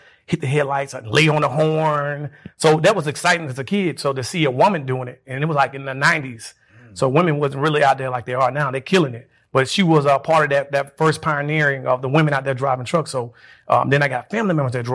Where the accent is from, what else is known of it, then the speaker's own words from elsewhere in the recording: Birmingham, Alabama, United States; also born or lived in Laverne, Alabama; I was born there. I was raised in Birmingham, Alabama.